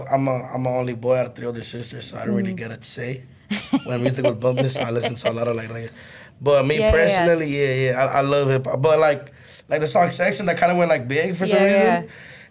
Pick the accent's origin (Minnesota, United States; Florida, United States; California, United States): California, United States; Los Angeles; I grew up on Glendale Boulevard